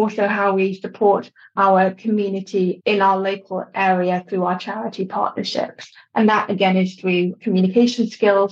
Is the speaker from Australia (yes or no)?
no; London, United Kingdom; also born or lived in Durham; I was born in London.